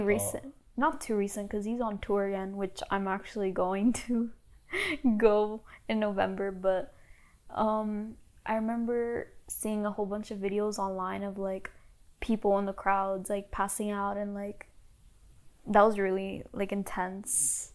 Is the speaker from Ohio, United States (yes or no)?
no; Miami, Florida, United States; I'm from Miami, Florida